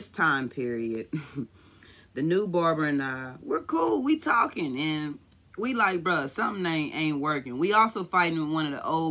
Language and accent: English; Kansas City, Missouri, United States; I'm from Kansas City